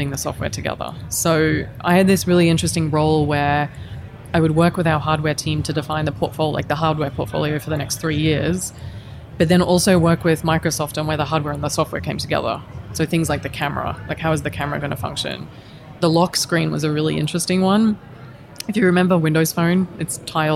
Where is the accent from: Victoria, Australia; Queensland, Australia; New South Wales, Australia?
Queensland, Australia; moved away as an adult; also born or lived in Helsinki, Finland; I'm from Queensland